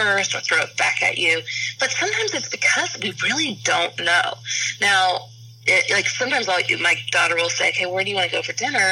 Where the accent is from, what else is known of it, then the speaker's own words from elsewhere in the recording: Kansas City, Missouri, United States; where I grew up in Kansas City